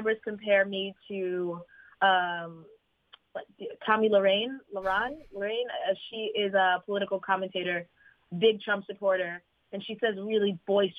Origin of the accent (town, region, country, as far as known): Fairfield, Connecticut, United States; born or raised there; moved away as an adult; now in Los Angeles, United States